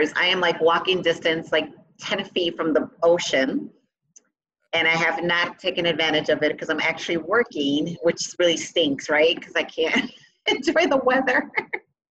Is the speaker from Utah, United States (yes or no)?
no; Chicago, Illinois, United States; first language Spanish; English is a second language; also born or lived in Puerto Rico; born and raised in Chicago, did have the opportunity to live a few years in Puerto Rico